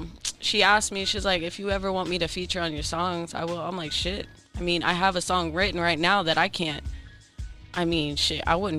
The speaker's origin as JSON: {"language": "English", "region": "Florida", "country": "United States", "moved": "as an adult", "lives_now": "California, United States", "said": "I'm from Florida, baby."}